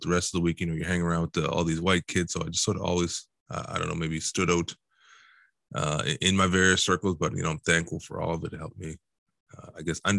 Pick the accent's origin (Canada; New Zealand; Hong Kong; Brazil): Canada; Halifax, Nova Scotia; also born or lived in Dartmouth / Truro; like I said, I grew up in Halifax, Dartmouth, and Truro, so to me, it just sort of blends in as one.